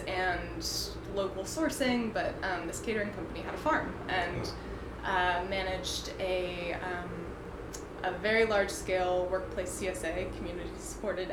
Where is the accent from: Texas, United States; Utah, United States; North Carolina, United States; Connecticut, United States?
Connecticut, United States; I grew up in Connecticut